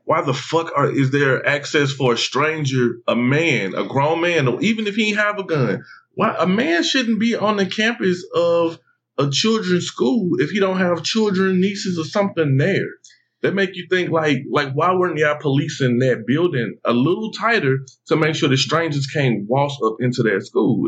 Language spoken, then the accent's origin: English; St. Louis, Missouri, United States; moved away; I'm like coming from St. Louis